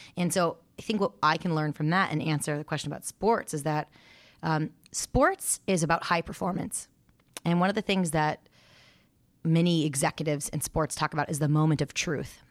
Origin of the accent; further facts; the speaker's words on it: Santa Monica, California, United States; also born or lived in Oregon; I was raised in Santa Monica, California